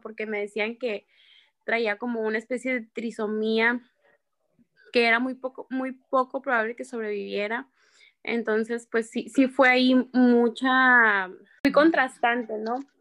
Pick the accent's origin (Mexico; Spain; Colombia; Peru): Mexico; Empalme, Sonora; soy de Empalme, Sonora, tengo 29